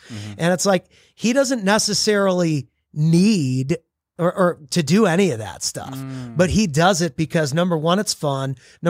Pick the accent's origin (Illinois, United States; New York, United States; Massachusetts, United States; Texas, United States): Texas, United States; I usually say Southern Highlands because I'm from Texas.